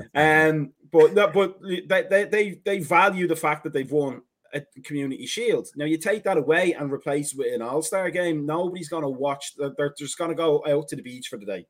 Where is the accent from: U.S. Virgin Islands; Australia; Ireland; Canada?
Ireland; now in United States; we're Irish